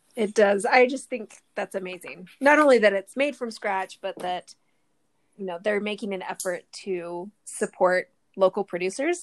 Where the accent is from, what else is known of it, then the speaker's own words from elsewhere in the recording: Southern California, United States; also born or lived in Utah; I was born in Utah, but we moved to Southern California when I was a baby, and that's where I grew up